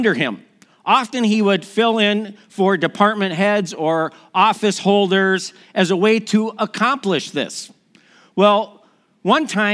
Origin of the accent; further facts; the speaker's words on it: Milwaukee, Wisconsin, United States; moved away; also born or lived in Minnesota; I'm from Milwaukee, Wisconsin